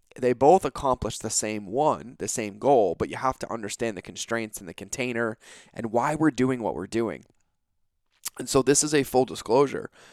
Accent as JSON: {"language": "English", "region": "New England", "country": "United States", "tie": "born or raised there", "moved": "yes", "lives_now": "California, United States", "said": "I grew up on the East Coast. I grew up in New England."}